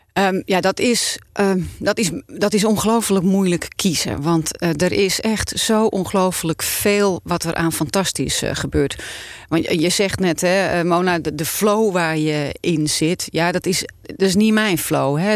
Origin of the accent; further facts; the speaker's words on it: Volendam, North Holland, Netherlands; ik kom van Volendam.